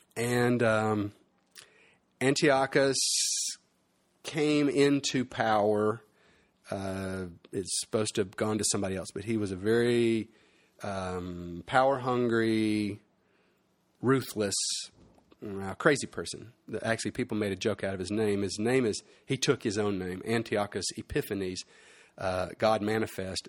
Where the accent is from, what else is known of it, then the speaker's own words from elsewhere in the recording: United States; moved away as an adult; as a boy growing up in America, I left the States when I was twenty-four